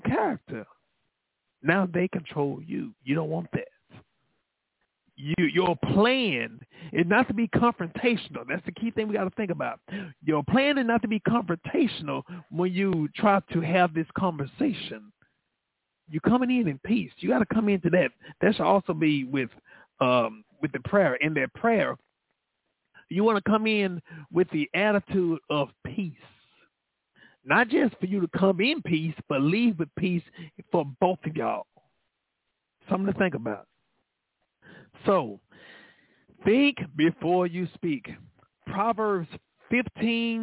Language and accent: English; Dallas, Texas, United States; I'm from Oak Cliff